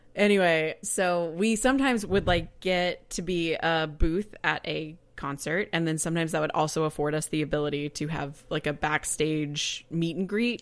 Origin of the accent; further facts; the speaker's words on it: Kansas City, United States; me being from Kansas City is whenever I say I'm from Kansas City, they're like, "Kansas or Missouri?"